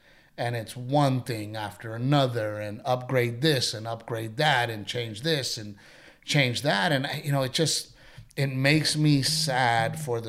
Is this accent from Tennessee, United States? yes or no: no; Corpus Christi, Texas, United States; you know, I wanted to open a comedy club in Corpus Christi. {S0} Yeah, {S1} you know, I've always had the, it's my hometown